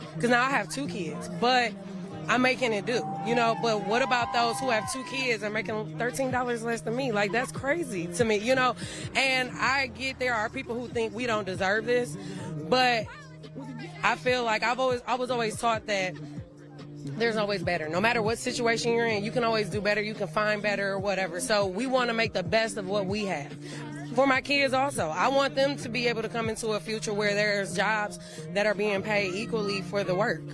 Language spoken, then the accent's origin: English; Detroit, Michigan, United States; moved away as an adult; I'm originally from Detroit